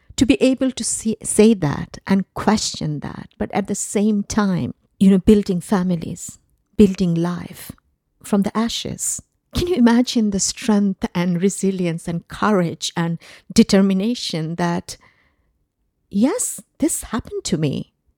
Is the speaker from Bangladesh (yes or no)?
yes; Bangladesh; moved away; I grew up in Bangladesh, uh, because of, uh, the nature of my father's job. Um, we ended up living in different cities of Bangladesh.